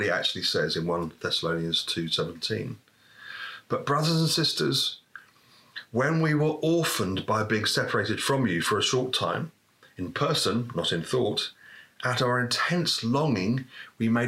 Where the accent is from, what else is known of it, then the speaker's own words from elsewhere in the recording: United Kingdom; as British people